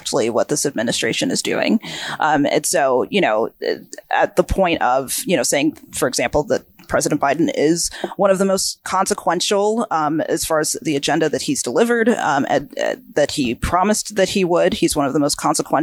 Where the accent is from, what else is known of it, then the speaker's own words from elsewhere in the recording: Georgia, United States; moved away; I grew up in a very small town in Georgia